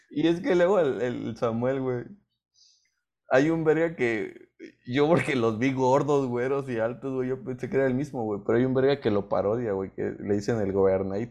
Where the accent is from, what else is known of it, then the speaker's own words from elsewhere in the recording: Mexico; como mexicanos